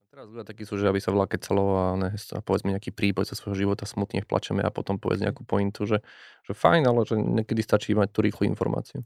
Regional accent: Nová Ves, Slovakia; ja som z, z malej dediny, nová väz

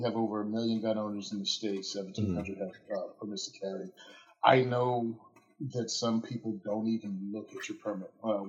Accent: Virginia, United States; moved away; being born and raised in Virginia and moving up here

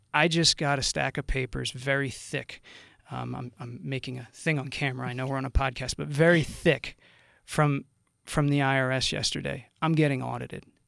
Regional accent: Burlington County, New Jersey, United States; growing up in Burlington County

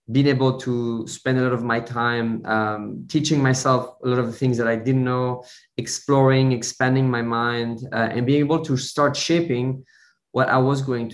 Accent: Switzerland; moved away as an adult; now in London, United Kingdom; I was born in Switzerland. I grew up in Switzerland in a small, very small village surrounded by cows and mountains

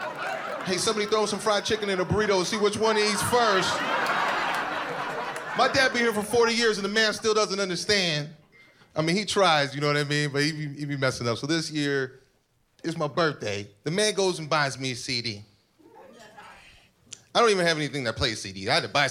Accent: Panama; I'm from Panama, right? I ain't having to explain to people that there's black people in other countries.

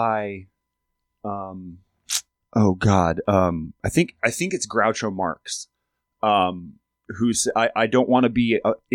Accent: Alaska, United States; I'm from Alaska, and I grew up in a tiny town

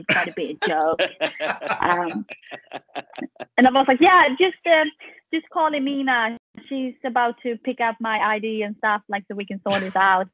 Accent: Sweden; now in Louisville, United States; we're from Sweden

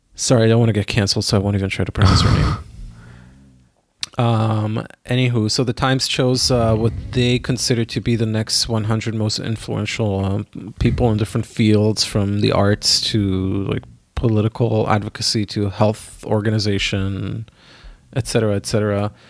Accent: Israel; moved away; I grew up in Israel

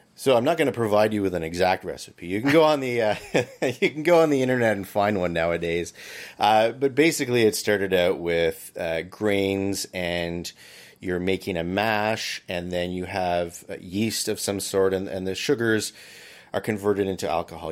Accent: Barry's Bay, Ontario, Canada; also born or lived in Peterborough / Ottawa; I was born here in Barry's Bay, and I grew up in town

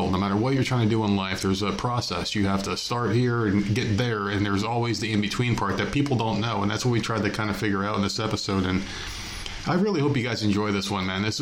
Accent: New Jersey, United States; we're both from New Jersey.

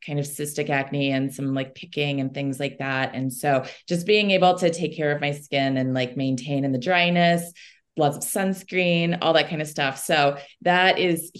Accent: Chicago, Illinois, United States; moved away as an adult; also born or lived in Wisconsin / Boulder, Colorado; now in Golden, United States; I'm actually originally from Chicago and spent some time in Wisconsin before I came out here

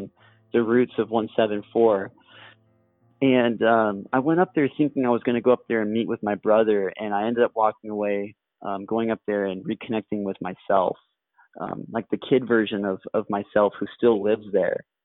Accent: Corvallis, Oregon, United States; moved away; my hometown in Corvallis, Oregon

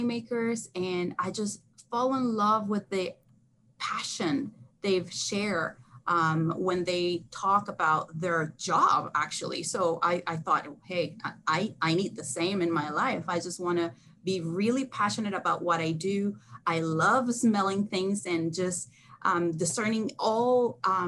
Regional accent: Mendoza, Argentina; born or raised there; also born or lived in Texas, United States; now in California, United States

